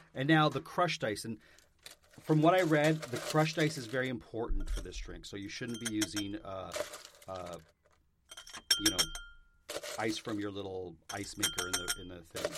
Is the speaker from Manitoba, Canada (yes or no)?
no; Vaughan, Ontario, Canada; moved away; I'm from Vaughn, Ontario. I lived in Vaughn